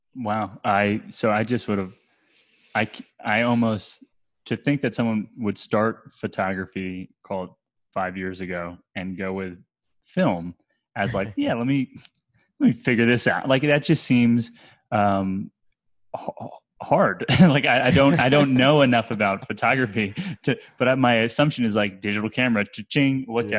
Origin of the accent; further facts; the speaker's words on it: New Jersey, United States; also born or lived in Brooklyn, New York; now in Asheville, United States; I grew up in New Jersey